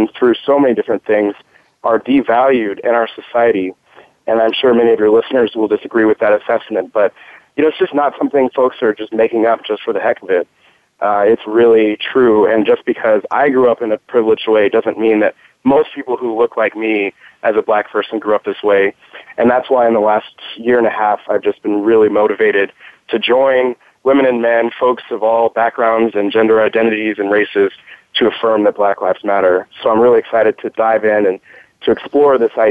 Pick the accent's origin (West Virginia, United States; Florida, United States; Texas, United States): Texas, United States; Houston; my hometown, Houston, Texas